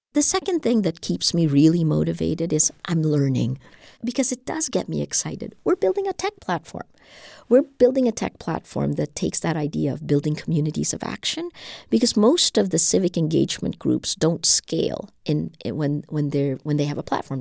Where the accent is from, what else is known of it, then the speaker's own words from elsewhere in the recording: Philippines; We're an English-speaking nation. We're a hundred million people